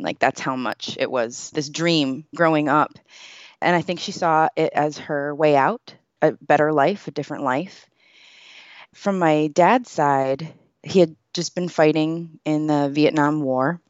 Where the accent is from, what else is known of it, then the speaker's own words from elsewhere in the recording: United States; I grew up here